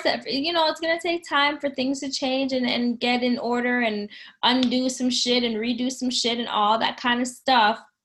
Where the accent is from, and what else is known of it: Canada